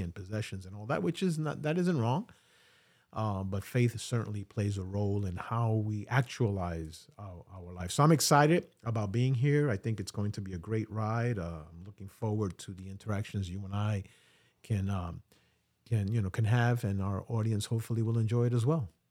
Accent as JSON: {"language": "English", "town": "New York City", "region": "New York", "country": "United States", "tie": "born or raised there", "said": "I'm really a New Yorker. I've been in New York all my life."}